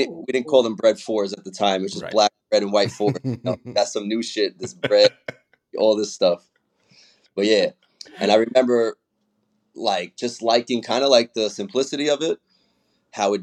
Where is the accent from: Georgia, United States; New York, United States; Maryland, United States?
New York, United States; New York City; I'm from Brooklyn